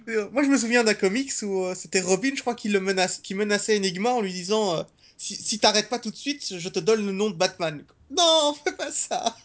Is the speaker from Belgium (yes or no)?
yes; Belgium; j'ai grandi en Belgique.